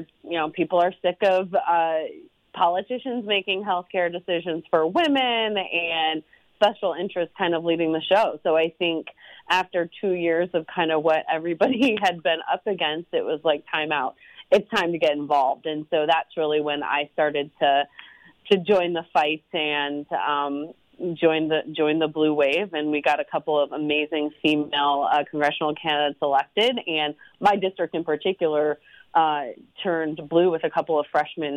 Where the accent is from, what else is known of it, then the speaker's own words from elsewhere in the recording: Cedar Rapids, Iowa, United States; moved away as an adult; Growing up in the state of Iowa, I grew up in Cedar Rapids, but as you mentioned, I left for about 18 years to build my resume with the goal of always landing back in Iowa